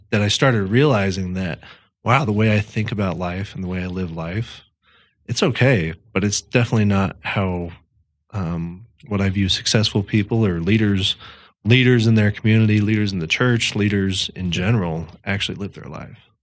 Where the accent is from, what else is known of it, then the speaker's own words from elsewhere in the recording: Thornton, Colorado, United States; also born or lived in Fort Collins; I'm from Denver, uh, Thornton, to be specific. Uh, that's where I grew up.